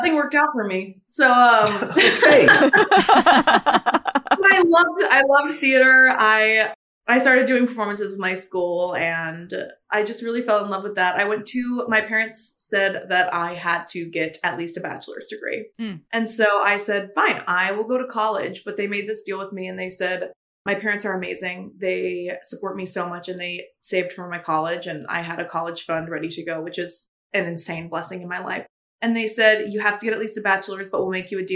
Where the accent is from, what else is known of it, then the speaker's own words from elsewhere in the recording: Raleigh, North Carolina, United States; I grew up in Raleigh, North Carolina